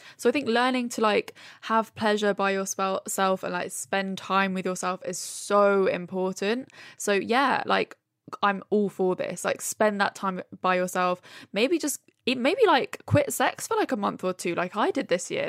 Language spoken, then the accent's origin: English; Brighton, South East England, United Kingdom; moved away as an adult; now in London, United Kingdom; I grew up in Brighton and now I, I've lived in London for, I don't know, seven, eight years.